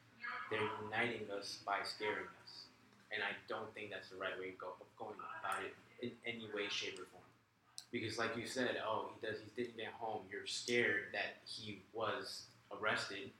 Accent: North Carolina, United States; I'm from North Carolina

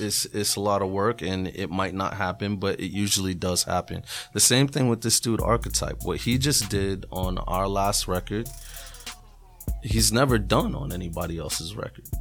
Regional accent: New England, United States; I'm from New England

